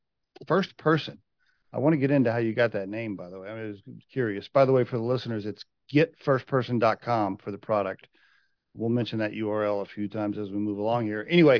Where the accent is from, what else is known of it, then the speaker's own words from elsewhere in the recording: Chickasha, Oklahoma, United States; I grew up in Oklahoma and went to the University of Science and Arts of Oklahoma down in Chickasha, Oklahoma, southwest of Norman.